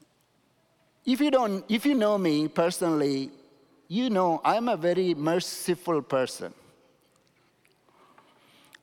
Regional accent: India; moved away; I'm coming from India

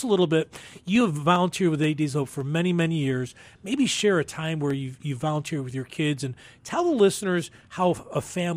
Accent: Buffalo, New York, United States; It was in Buffalo, my hometown, in Buffalo

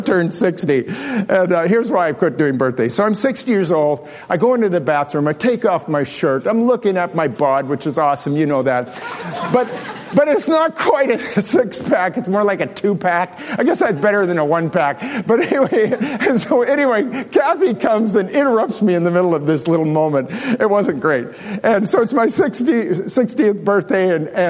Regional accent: Delta Beach, Manitoba, Canada; growing up on Delta Beach, which is on the bottom of Lake Manitoba

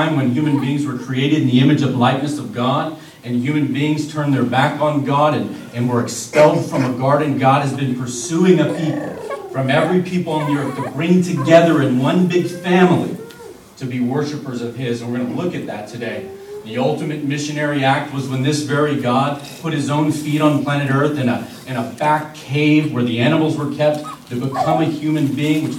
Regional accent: Virginia Beach, Virginia, United States; moved away as an adult; now in New Jersey, United States; I grew up in Virginia Beach, Virginia. That's where my home was.

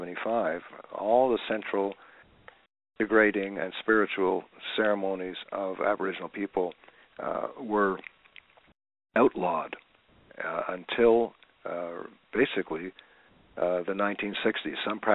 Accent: Canada; as a people, as the Canadian people

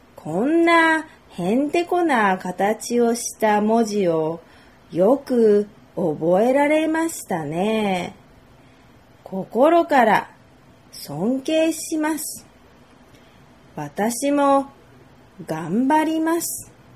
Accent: Japan; 日本で生まれて育った日本人

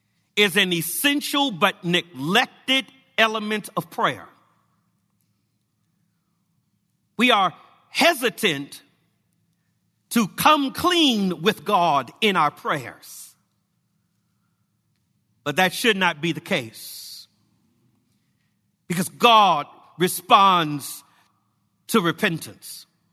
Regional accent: Englewood, United States; When I was growing up in Englewood, me and the boys in the neighborhood would play in the next door neighbor's yard

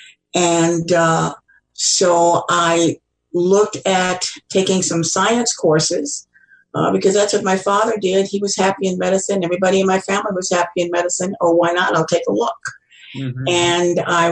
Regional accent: Kansas City, Missouri, United States; also born or lived in Ann Arbor, Michigan; I am a fourth-generation Kansas Cityan. I grew up in Kansas City.

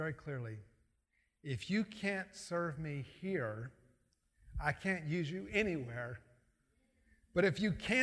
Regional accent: Georgia, United States; moved away as an adult; I grew up in Georgia

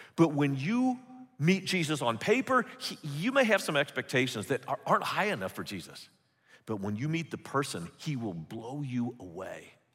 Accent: California, United States; moved away as an adult; also born or lived in San Antonio, Texas; I grew up in California

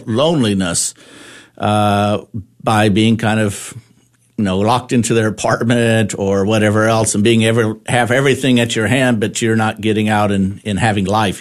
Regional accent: Lindsay, Texas, United States; my hometown in Lindsay, Texas

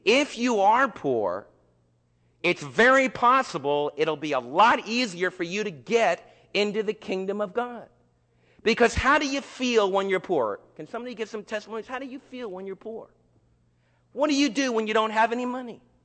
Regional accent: United States; as Americans

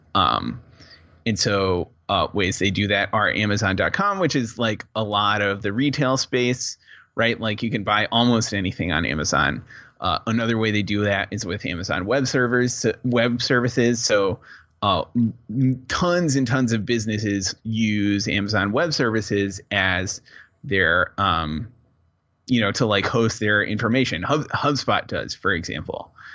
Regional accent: New England, United States; growing up in New England

